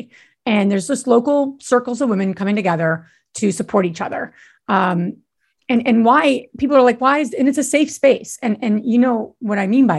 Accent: Northeast, United States; I'm from the Northeast

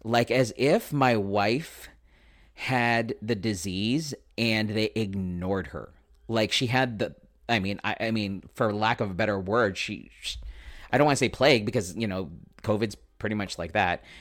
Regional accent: San Diego, California, United States; also born or lived in Escondido; I am born and raised in San Diego, uh, son of a Navy man, and we luckily didn't get to go very many places. We mostly stayed in San Diego, so that is my hometown

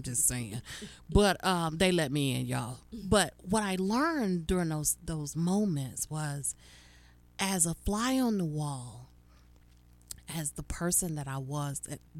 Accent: Charlotte, North Carolina, United States; moved away; It is going to be in my hometown, y'all. I'm coming home. It's Charlotte, North Carolina.

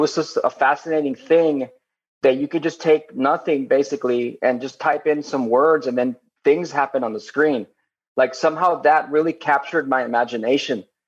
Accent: Laredo, Texas, United States; now in Austin, United States; I grew up in Laredo. It's Laredo, Texas.

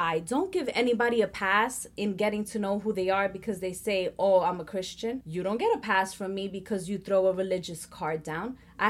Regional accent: Puerto Rico; That was, as a Puerto Rican, I'm highly affected by the slave trade. Because of that, I come from Spaniard descendants. I come from Indian descendants.

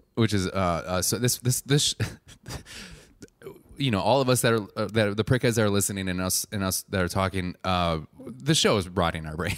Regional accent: Wisconsin, United States; being from Wisconsin, not a lot of cows

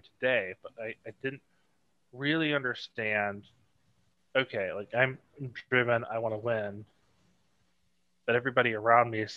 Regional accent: Tennessee, United States; also born or lived in Ohio / Georgia; I moved to Tennessee / mostly Tennessee area

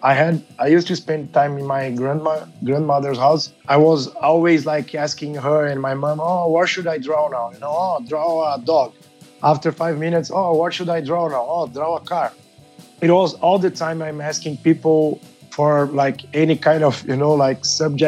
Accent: São Paulo, Brazil; I'm from Brazil, São Paulo, one of the biggest cities in the world

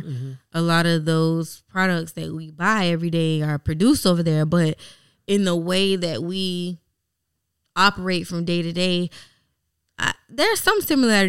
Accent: United States; moved away as an adult; also born or lived in China; If I say I'm American

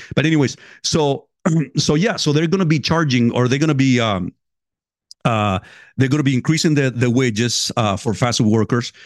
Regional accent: California, United States; moved away; I grew up in, in California.

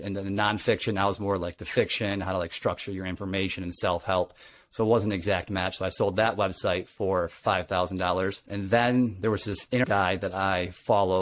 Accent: Grand Rapids, Michigan, United States; I was raised in Grand Rapids, Michigan

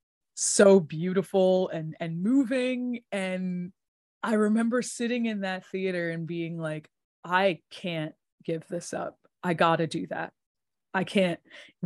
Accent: New York, United States; I'm born and raised in New York

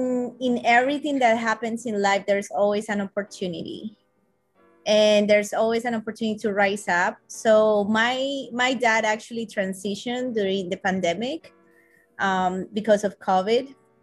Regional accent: Colombia; now in Los Angeles, United States; I'm originally from Colombia. However, I do live in Los Angeles.

